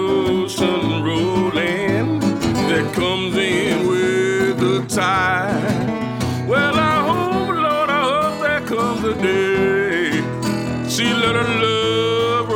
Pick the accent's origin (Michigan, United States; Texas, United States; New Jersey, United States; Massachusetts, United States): Michigan, United States; Detroit; I'm born and raised in Detroit